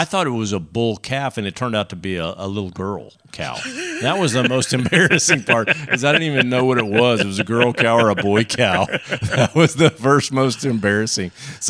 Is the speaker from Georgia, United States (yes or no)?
no; Texas, United States; I'm a Texan.